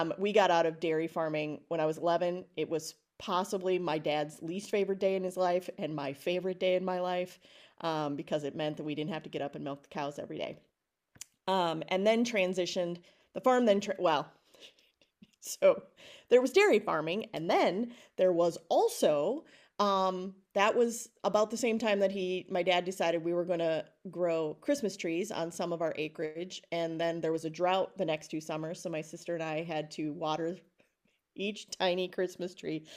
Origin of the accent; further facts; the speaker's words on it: Alma Center, Wisconsin, United States; moved away as an adult; also born or lived in Philadelphia; I grew up in Alma Center, Wisconsin, population four hundred and fifty-four when I was a kid